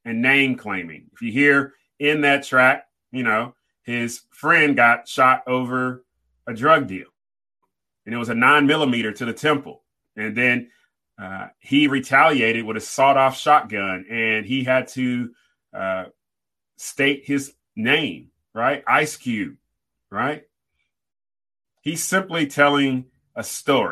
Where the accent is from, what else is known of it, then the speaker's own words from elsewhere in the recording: Riverside, California, United States; I grew up in Southern California, Riverside, California, about 40 minutes from Los Angeles